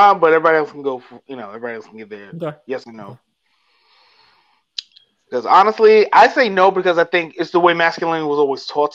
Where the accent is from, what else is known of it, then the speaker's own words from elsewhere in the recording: New York City, New York, United States; my next door neighbor probably that I grew up with in the Bronx